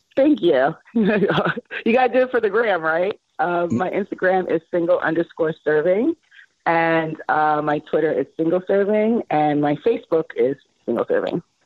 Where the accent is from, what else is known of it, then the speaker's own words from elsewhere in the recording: Miami, Florida, United States; moved away as an adult; also born or lived in Brooklyn, New York; now in Los Angeles, United States; I was born in Brooklyn, New York, raised in Miami, and then I moved to Los Angeles when I was 22.